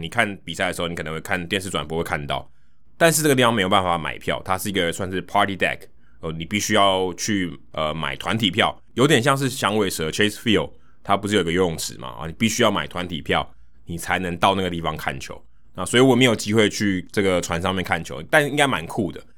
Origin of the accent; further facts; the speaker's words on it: Taiwan; 他就会知道我来自台湾